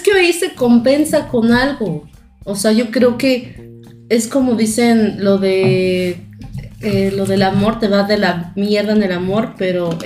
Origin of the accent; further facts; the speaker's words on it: Chilpancingo, Guerrero, Mexico; now in Puebla, Mexico; yo soy de Guerrero, de Chilpancingo Guerrero